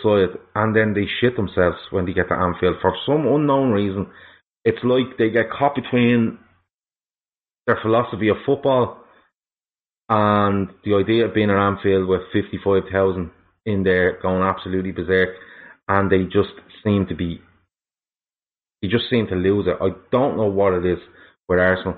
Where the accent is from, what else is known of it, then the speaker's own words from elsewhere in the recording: Dublin, Leinster, Ireland; now in Meath, Ireland; I am from Dublin. I'm living in Mead too. But I am originally from Dublin